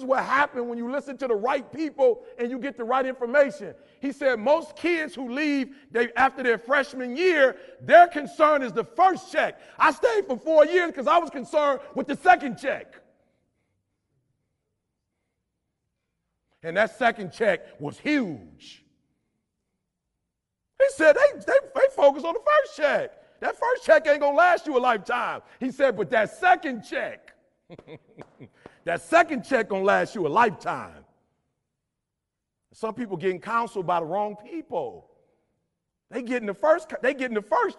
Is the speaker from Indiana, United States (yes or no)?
no; Detroit, Michigan, United States; I'm from Detroit, blue collar